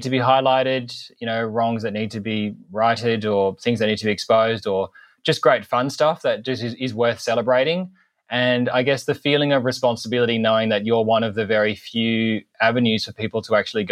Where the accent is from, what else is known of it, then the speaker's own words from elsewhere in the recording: Sydney, New South Wales, Australia; moved away as an adult; also born or lived in Brisbane / Gold Coast / Sunshine Coast / Queensland; now in Albany, Australia; I grew up in Sydney and spent some time in Brisbane.